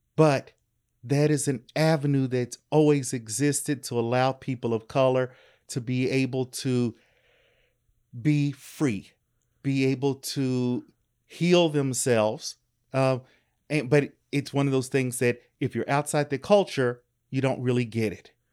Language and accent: English; Louisville, Kentucky, United States; I am originally from Louisville, Kentucky.